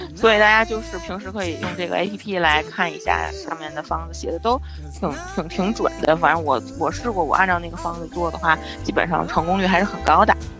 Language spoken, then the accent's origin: Chinese; Tianjin, China; 我们天津人过生活比较有年四节儿